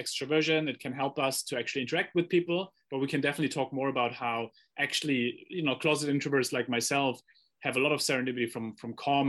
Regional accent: Germany; I grew up in Germany

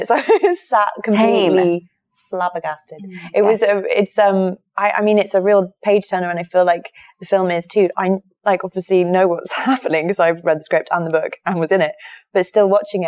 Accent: London, United Kingdom; I'm from London

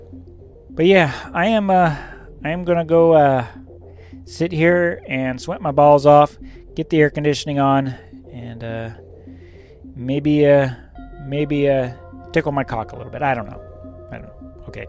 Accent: the West, United States; moved away; I'm from the West, you know. It gets hot, but there's no humidity

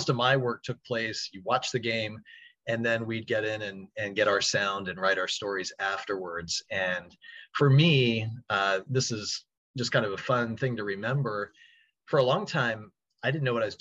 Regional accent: Baltimore, Maryland, United States; I'm from Baltimore, so I'd listen to the Oriole broadcasts and Maryland football and basketball

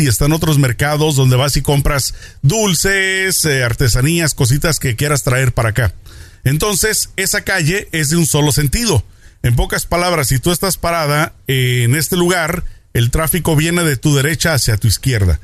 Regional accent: Tijuana, Baja California, Mexico; moved away; nosotros somos tijuaneros, vamos muy seguido para allá

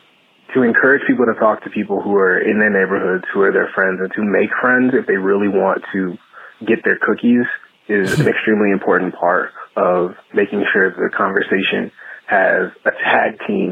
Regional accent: Tennessee, United States; now in Wisconsin, United States; growing up in Tennessee, now living in Wisconsin

